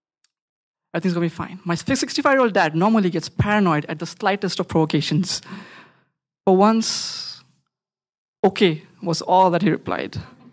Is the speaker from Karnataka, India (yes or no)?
yes; Bangalore, Karnataka, India; I was on a train from Ahmedabad to Bangalore, my hometown, where if you throw a stone, it lands on a software engineer or a startup founder because they're both stuck in traffic.